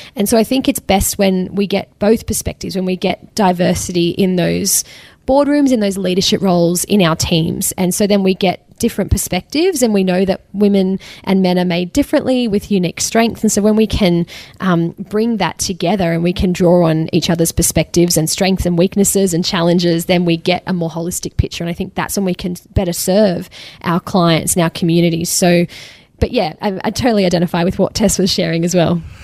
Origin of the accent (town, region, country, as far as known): Australia